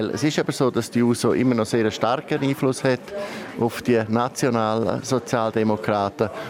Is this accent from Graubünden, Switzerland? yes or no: yes; Graubünden, Switzerland; Ja, als Bündner und es ist ja so, dass die Zalberfarmer gilt und der Platz gehört einem SPler, dann würde ich einen Bündner oder Bündner SPler wählen.